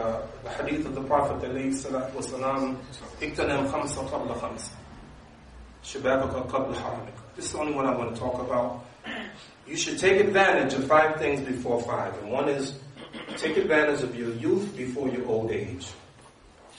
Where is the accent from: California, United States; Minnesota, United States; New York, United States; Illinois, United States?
New York, United States; I'm from New York